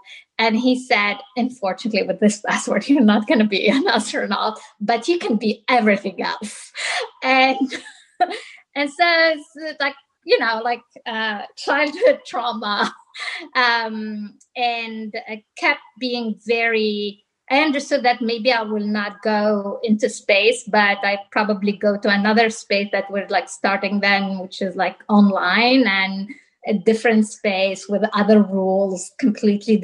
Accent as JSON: {"language": "English", "region": "southern Tunisia", "country": "Tunisia", "tie": "born or raised there", "moved": "yes", "lives_now": "San Francisco, United States", "said": "I was born and raised in Tunisia. I'm from the south of Tunisia, the desert."}